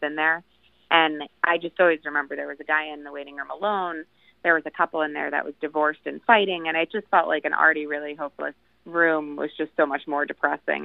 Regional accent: Long Island, New York, United States; my hometown, which is on the end of Long Island

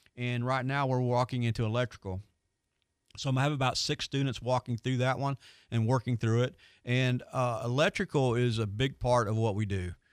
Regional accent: Pensacola, Florida, United States; I am from Pensacola

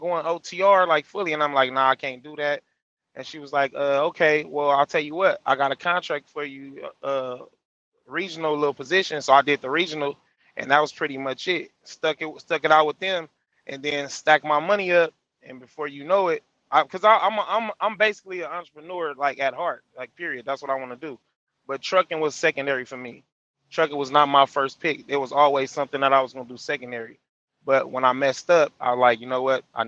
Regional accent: California, United States; I'm from Cali

